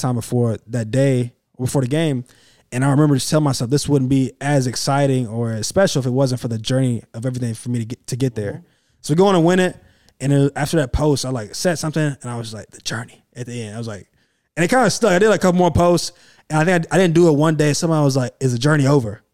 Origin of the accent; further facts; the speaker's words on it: Clemson, South Carolina, United States; I grew up right there in Clemson